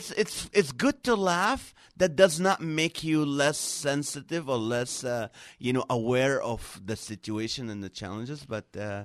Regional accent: Nazareth, Northern District, Israel; now in Los Angeles, United States; Originally, I was born in Nazareth, Israel.

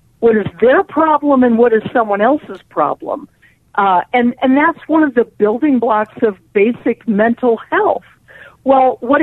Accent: Colorado, United States; also born or lived in New York / Los Angeles; I live in Colorado. That's my hometown. I did live in New York and L.A. and other places.

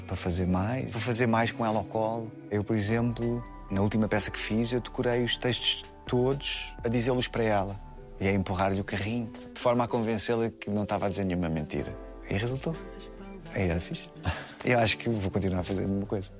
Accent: Queluz, Lisbon, Portugal; Eu acho que sou resultado de uma infância feliz no subúrbio de Lisboa, cresci em Queluz

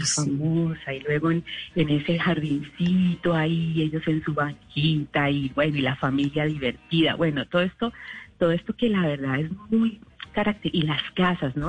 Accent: Colombia; moved away as an adult; also born or lived in England; now in United Kingdom; yo como colombiana en el exterior

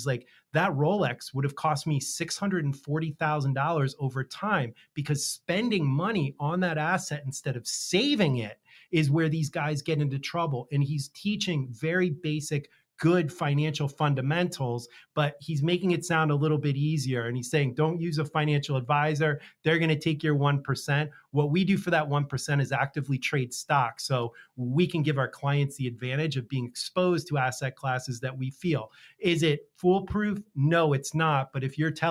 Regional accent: Pennsylvania, United States; I grew up in Pennsylvania where football was treated very similar to Florida and Texas

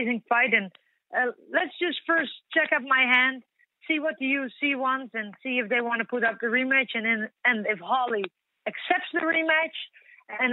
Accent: Netherlands; here in my hometown where I've been born and raised

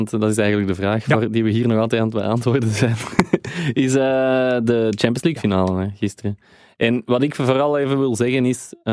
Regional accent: Kempen, Belgium; als Kempenaar.

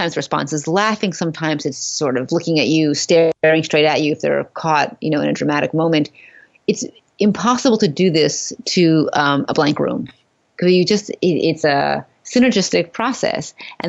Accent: New York City, New York, United States; I'm from Manhattan. I don't own a car.

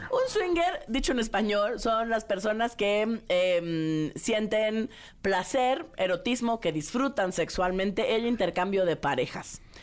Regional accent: Mexico

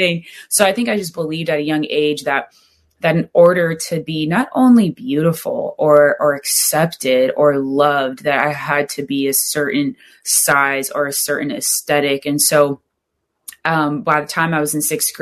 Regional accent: Southern California, United States; growing up in Southern California

